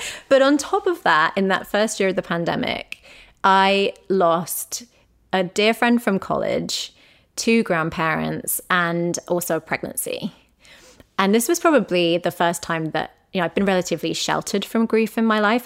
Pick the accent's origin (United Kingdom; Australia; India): United Kingdom; England; moved away; we are English people